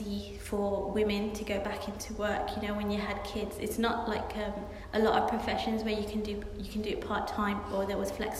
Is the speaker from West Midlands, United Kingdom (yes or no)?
yes; Birmingham, West Midlands, United Kingdom; moved away; also born or lived in Oxford; I'm from Birmingham, I'm from a very inner city area.